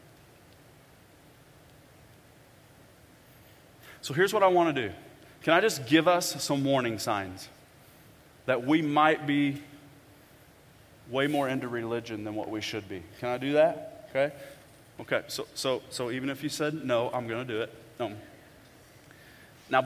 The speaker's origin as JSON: {"language": "English", "town": "Bonne Terre", "region": "Missouri", "country": "United States", "said": "I'm from Bon Terre, Missouri"}